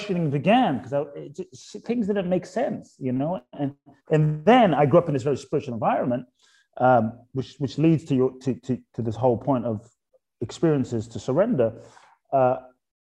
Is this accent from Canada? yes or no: no; London, United Kingdom; also born or lived in Ghana / Los Angeles, United States; now in Miami, United States; I was born in Ghana, West Africa. My father's from Ghana, my mother's Japanese. I grew up in London, lived in Los Angeles for 20 plus years, now in Miami